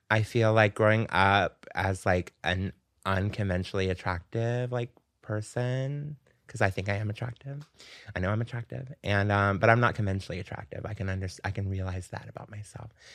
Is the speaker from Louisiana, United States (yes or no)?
no; Pensacola, Florida, United States; moved away as an adult; now in New York, United States; I grew up in Pensacola, which is Florida